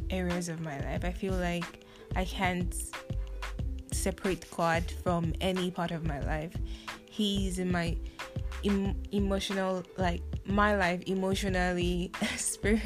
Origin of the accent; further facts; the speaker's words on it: Nigeria; now in Taiwan; I am from Nigeria, and I spent most of my life in Nigeria